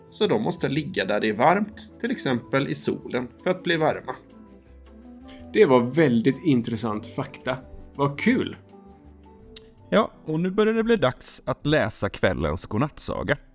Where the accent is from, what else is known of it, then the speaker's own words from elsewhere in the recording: Gothenburg, Västra Götaland, Sweden; Ja, vi är två bröder från Göteborg som älskar att berätta godnattsagor.